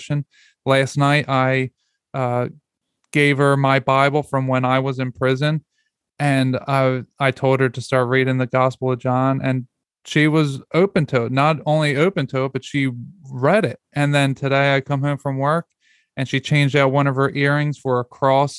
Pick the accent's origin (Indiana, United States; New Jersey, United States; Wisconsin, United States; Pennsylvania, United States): Pennsylvania, United States; Philadelphia; moved away as an adult; now in Georgia, United States; we live in Georgia. We moved 750 miles away from Philadelphia, where we're from